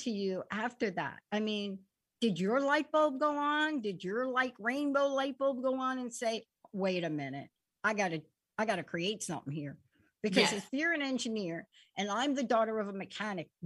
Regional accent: New York, United States; I'm from New York

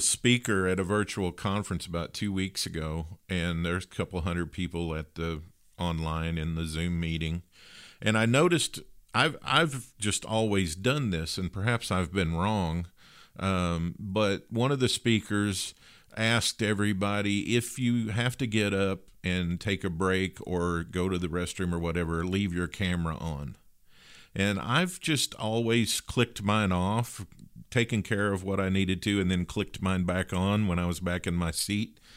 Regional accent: Western Kentucky, United States; I grew up in Western Kentucky

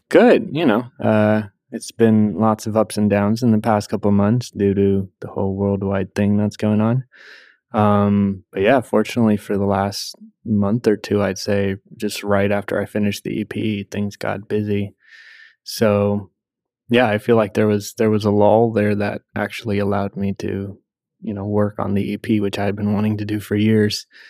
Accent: Puerto Rico; I grew up in Puerto Rico

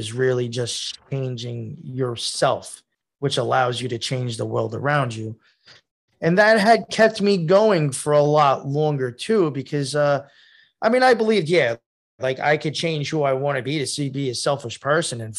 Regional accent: Long Island, New York, United States; I grew up on Long Island

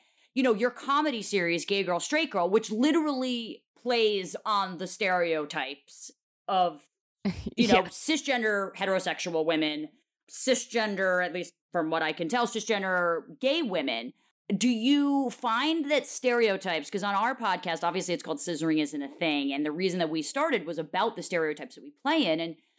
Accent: New York City, New York, United States; even growing up in New York fucking city

